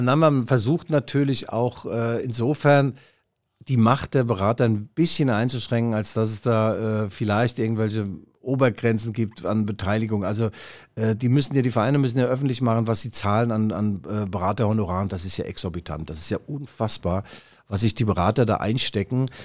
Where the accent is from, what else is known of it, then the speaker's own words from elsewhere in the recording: Leipzig, Saxony, Germany; als Leipziger